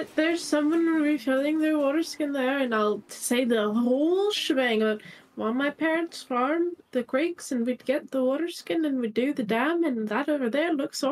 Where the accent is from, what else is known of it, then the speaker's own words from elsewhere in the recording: Canada; I'm Canadian.